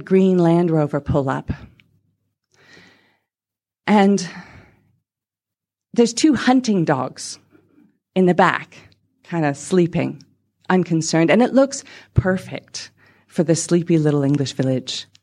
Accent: Canada; moved away; also born or lived in England; I'm from Canada

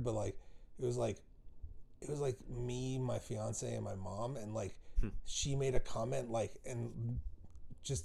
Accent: United States; So my culture is I'm American, but I'm of Jewish Russian descent

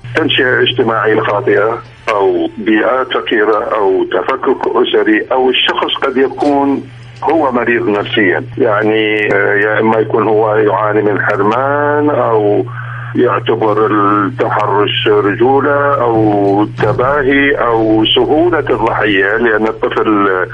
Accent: Lebanon; moved away as an adult; now in Fredericksburg, United States

